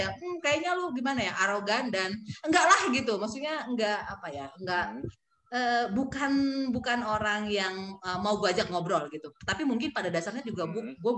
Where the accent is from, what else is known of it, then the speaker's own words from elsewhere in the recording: Pematang Siantar, North Sumatra, Indonesia; ketua kelasku waktu aku SMP di kota kelahiranku Pematang Siantar.